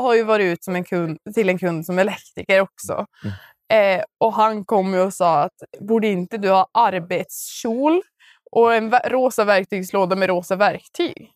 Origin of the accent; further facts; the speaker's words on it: Boden, Norrbotten County, Sweden; vi är från Boden